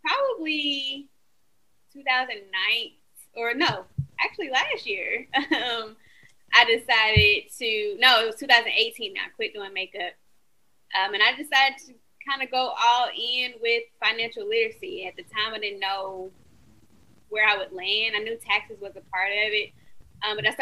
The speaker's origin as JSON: {"language": "English", "region": "Alabama", "country": "United States", "tie": "born or raised there", "accent": "southern", "said": "I am from Alabama. I know y'all say y'all can hear the southern."}